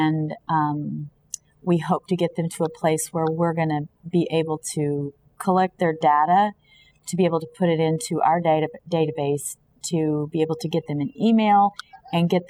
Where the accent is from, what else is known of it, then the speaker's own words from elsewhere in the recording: Kansas City, Missouri, United States; moved away as an adult; now in Florida, United States; I am from Kansas City, Missouri